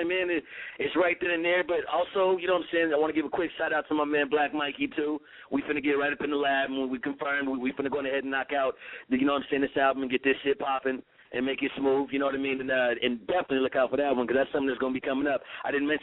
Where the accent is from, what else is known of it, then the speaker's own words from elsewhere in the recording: San Diego, California, United States; also born or lived in Pasadena, California / Los Angeles, California; I was born in Pasadena, California, then came to Dago as a young kid, went to elementary